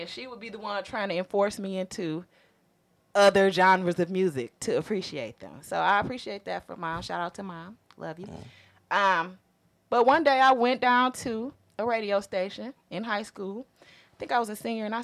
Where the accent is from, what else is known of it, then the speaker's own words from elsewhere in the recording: Detroit, Michigan, United States; I'm from Detroit